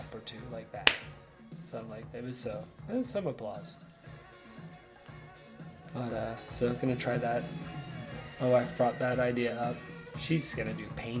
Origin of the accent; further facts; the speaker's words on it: Sarasota, Florida, United States; The kid I grew up with down in Sarasota